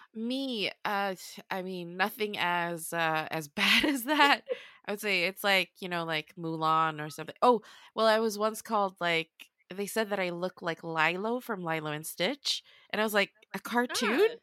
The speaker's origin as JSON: {"language": "English", "country": "Sweden", "tie": "born or raised there", "moved": "as an adult", "lives_now": "London, United Kingdom", "said": "I have Swedish because I'm born and raised in Sweden"}